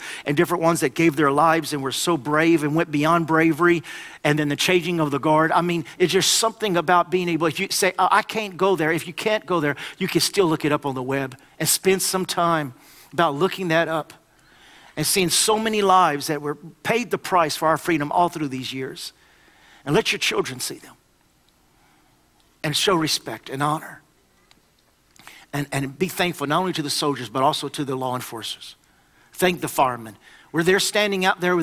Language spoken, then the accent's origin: English; United States; I am obligated as an American